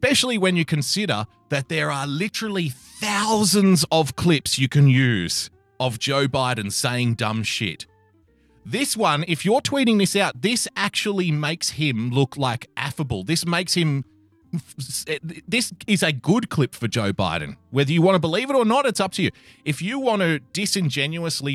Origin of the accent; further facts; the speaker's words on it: Australia; this comes all the way from the great nation of Australia. Formerly my home country, now I am a citizen